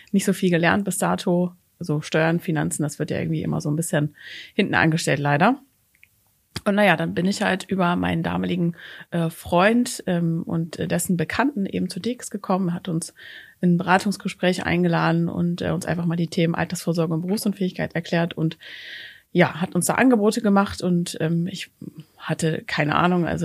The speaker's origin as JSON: {"language": "German", "region": "Hamburg", "country": "Germany", "tie": "born there", "lives_now": "Cologne, Germany", "said": "Ich bin gebürtige Hamburgerin, wohne aktuell in Köln"}